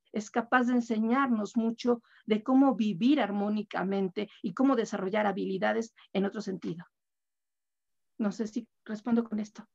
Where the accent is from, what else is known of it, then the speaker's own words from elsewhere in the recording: Mexico; como mexicanos, somos un país muy joven